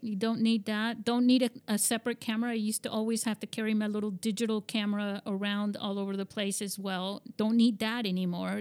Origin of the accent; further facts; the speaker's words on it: Spain; moved away; I grew up in Spain and, and my father was American